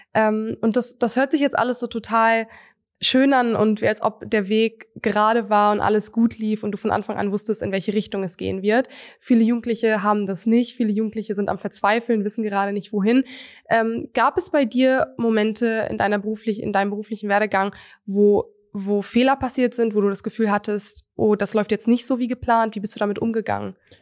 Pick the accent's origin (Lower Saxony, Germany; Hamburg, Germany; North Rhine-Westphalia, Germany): North Rhine-Westphalia, Germany; Münster; bei uns in Münster